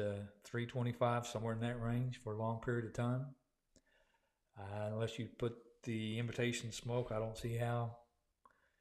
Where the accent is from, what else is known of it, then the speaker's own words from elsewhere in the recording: Oklahoma, United States; growing up in Oklahoma